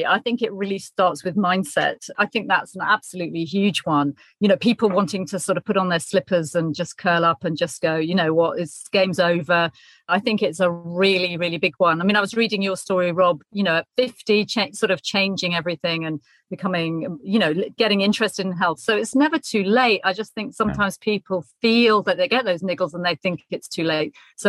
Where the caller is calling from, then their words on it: Chichester, South East England, United Kingdom; Well, today I'm speaking from sunny Chichester, which is on the south coast, kind of above the Isle of Wight, near Portsmouth and between Portsmouth and Brighton.